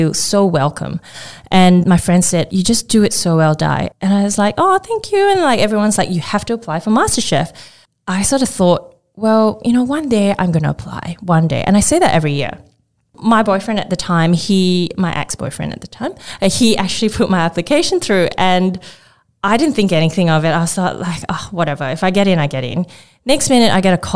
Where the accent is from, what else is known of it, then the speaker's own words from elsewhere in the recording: Johor Bahru, Johor, Malaysia; moved away as an adult; also born or lived in Sitiawan, Perak, Malaysia; now in Australia; I actually grew up further down south in Johor Bahru, which is a city across the border from Singapore